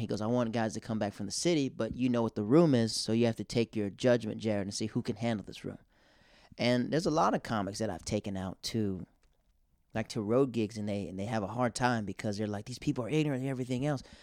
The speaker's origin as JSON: {"language": "English", "region": "the South", "country": "United States", "said": "I'm from the South."}